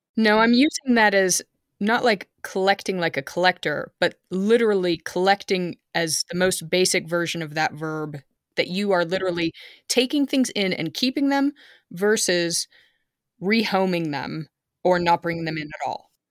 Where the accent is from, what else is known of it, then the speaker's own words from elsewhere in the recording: California, United States; now in Germany; I was growing up in California